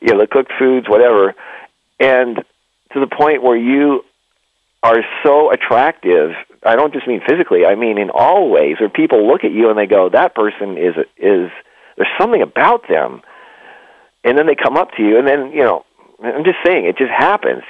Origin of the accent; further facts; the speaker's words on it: Canada; also born or lived in California / Nevada; now in United States; we grew up in the Northeast where it was cold and snowy. I was in Canada